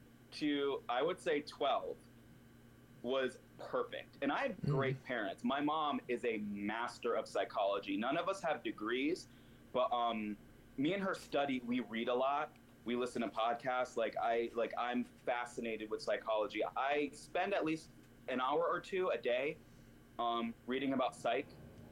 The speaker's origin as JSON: {"language": "English", "region": "the South", "country": "United States", "tie": "born or raised there", "said": "because I grew up in the South and everything's very one way."}